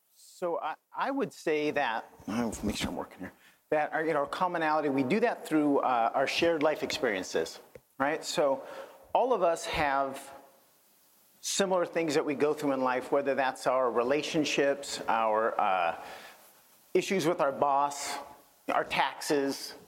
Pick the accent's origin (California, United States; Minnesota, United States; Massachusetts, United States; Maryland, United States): California, United States; Northern; I'm from Northern California